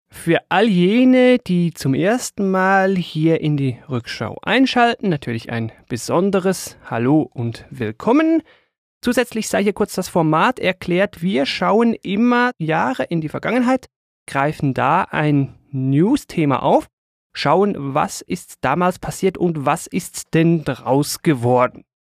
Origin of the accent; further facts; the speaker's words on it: Switzerland; für mich als Schweizer vielleicht ein bisschen weniger als für andere